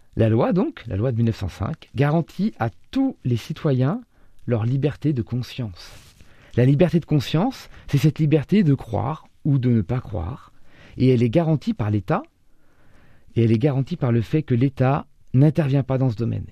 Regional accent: Orléans, Centre-Val de Loire, France; Je suis né en 1978 à Orléans

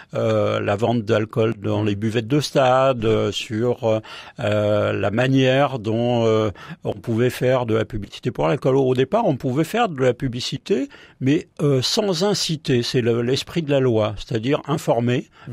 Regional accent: Paris, Île-de-France, France; moi je, je suis parisien

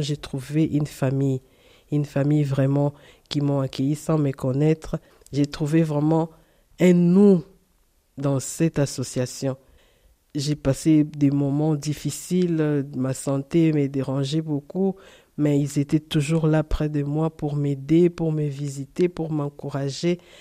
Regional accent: Angola; now in France; j'ai laissé mes parents en Angola, j'ai laissé mes frères et sœurs

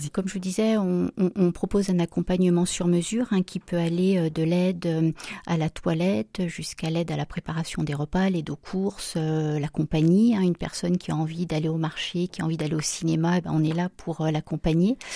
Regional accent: Saint-Étienne, Auvergne-Rhône-Alpes, France; Oui, oui, oui. Donc, je suis née à Saint-Étienne et donc euh, mes parents habitent toujours euh, dans la plaine du Forêt.

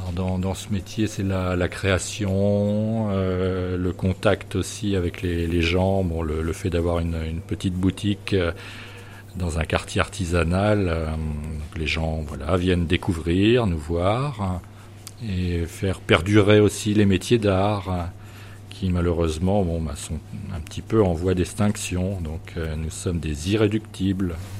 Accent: Chartres, Centre-Val de Loire, France; moved away as an adult; now in La Roche-Bernard, France; on vient de Chartres en Eure-et-Loire

